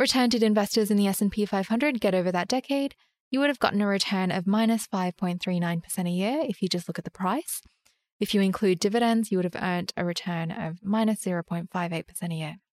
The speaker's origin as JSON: {"language": "English", "town": "Sydney", "region": "New South Wales", "country": "Australia", "tie": "born or raised there", "said": "I grew up in Sydney"}